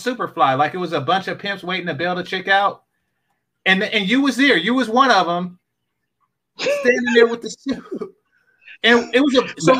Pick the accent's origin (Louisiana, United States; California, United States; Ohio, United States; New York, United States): California, United States; I'm from Cali, too.